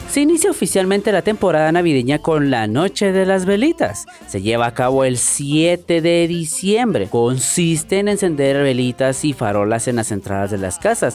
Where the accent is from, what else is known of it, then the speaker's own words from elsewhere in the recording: Guatemala; mi país de origen llamado Guatemala, mi bella Guatemala